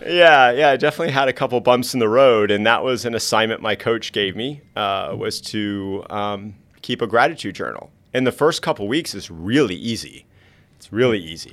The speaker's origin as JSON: {"language": "English", "region": "South Florida", "country": "United States", "tie": "born or raised there", "said": "I grew up in South Florida."}